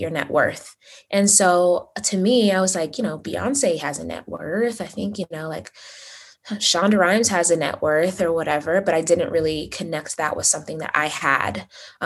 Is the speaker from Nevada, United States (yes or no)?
yes; Las Vegas, Nevada, United States; also born or lived in Uganda; I was born in Uganda, but raised in Las Vegas